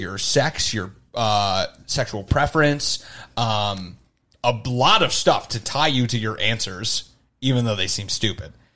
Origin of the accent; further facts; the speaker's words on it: Arizona, United States; moved away; I was from Arizona